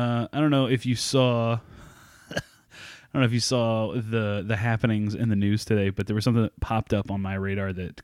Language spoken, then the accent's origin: English; Oklahoma, United States; his family lived in my hometown.